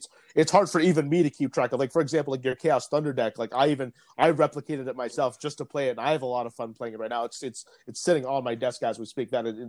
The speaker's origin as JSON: {"language": "English", "country": "Vietnam", "said": "because I'd also like to see that in my home country of Vietnam."}